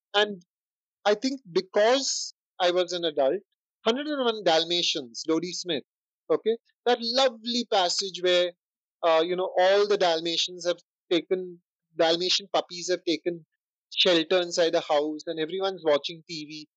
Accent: India; being Indian

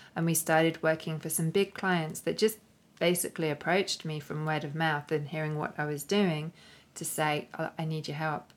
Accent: London, United Kingdom; moved away as an adult; now in Australia; here in London, which was originally my hometown, uh, my original stomping ground before I moved to Australia.

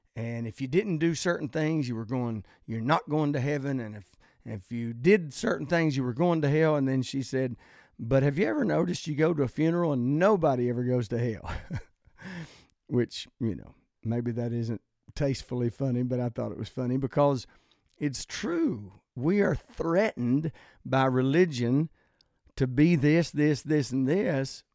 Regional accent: the South, United States; I'm from the South, I love the South

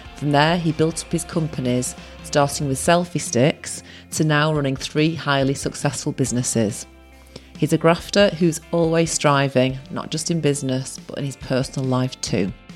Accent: Salford, North West England, United Kingdom; also born or lived in Manchester; And I'm born in Manchester, but I grew up in Salford.

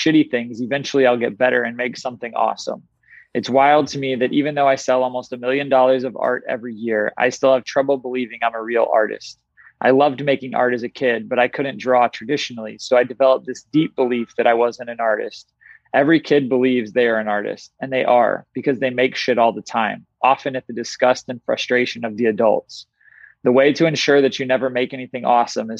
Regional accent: Tulsa, Oklahoma, United States; growing up in Tulsa, Oklahoma

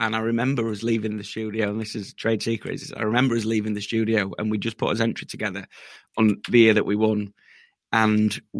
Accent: Yorkshire and the Humber, United Kingdom; We're from Yorkshire

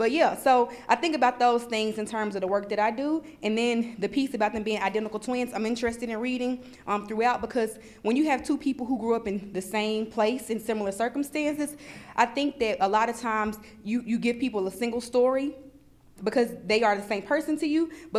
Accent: Memphis, Tennessee, United States; first language English; now in Knoxville, United States; I'm from Memphis, Tennessee, and it's gonna sound weird, but coming to Knoxville was, not to compare it to like El Salvador and America, but coming to Knoxville was a culture shock for me.

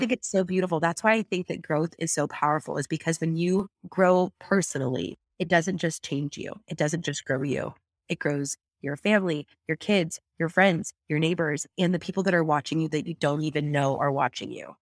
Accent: San Luis Obispo, California, United States; here on the Central Coast in my hometown of San Luis Obispo

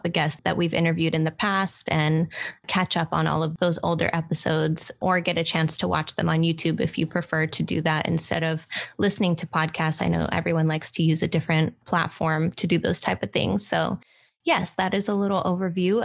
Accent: Oakland, California, United States; here in my hometown in Oakland, California, in the Bay

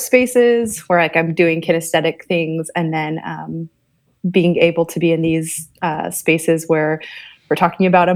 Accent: Southern California, United States; moved away as an adult; also born or lived in Portland, Oregon; now in Iowa City, United States; I grew up in Southern California, but spent most of my adult life in Portland, Oregon. But now I'm located in the Midwest, Iowa City, Iowa

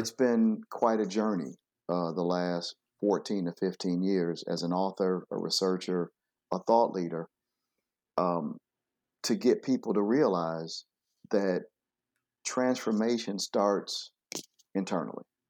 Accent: Flint, Michigan, United States; I grew up in Flint, Michigan

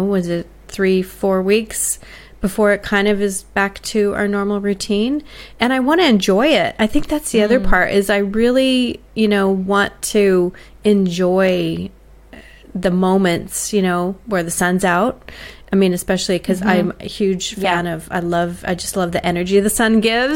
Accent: United States; now in Australia; for me as an American in Australia

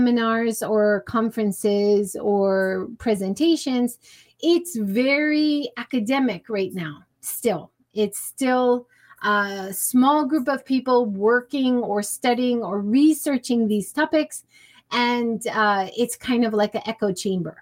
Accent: Hawaii, United States; I grew up in Hawaii

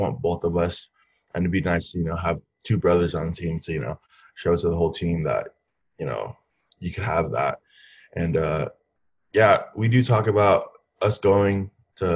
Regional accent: Southern California, United States; I was from Southern California

